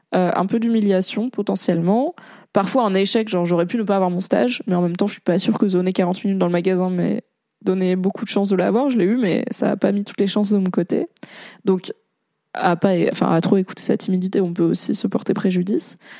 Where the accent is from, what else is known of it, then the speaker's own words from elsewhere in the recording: Valence, Auvergne-Rhône-Alpes, France; Il y avait à Valence, dans la Drôme, là où j'ai grandi